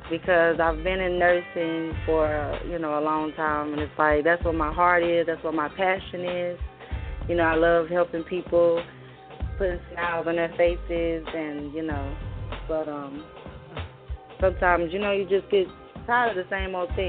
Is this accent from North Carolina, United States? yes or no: yes; Salisbury, North Carolina, United States; now in Georgia, United States; Well, well, I live in Georgia. I'm from North Carolina.